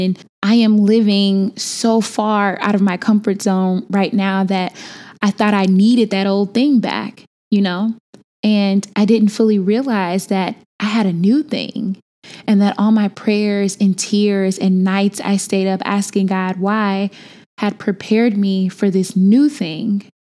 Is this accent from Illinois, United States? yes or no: yes; Chicago, Illinois, United States; moved away as an adult; I am from Chicago, born and bred, and was just home for a minute